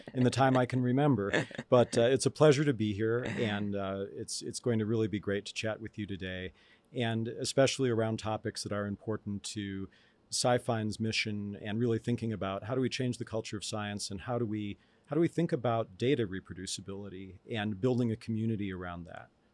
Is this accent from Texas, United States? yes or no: no; Tucson, Arizona, United States; moved away; also born or lived in Chicago area / Albuquerque, New Mexico; my earliest memories are from Tucson, and I lived there for most of a decade.